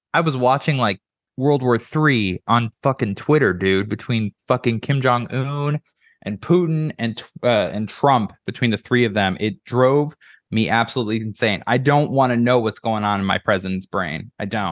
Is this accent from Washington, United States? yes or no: no; Illinois, United States; now in Iowa, United States; My parents' house that we lived in back home in Illinois